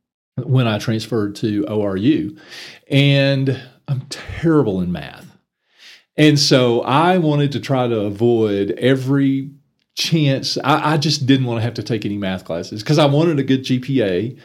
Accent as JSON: {"language": "English", "town": "McLean", "region": "Texas", "country": "United States", "tie": "born or raised there", "said": "I actually grew up in the little town of McLean"}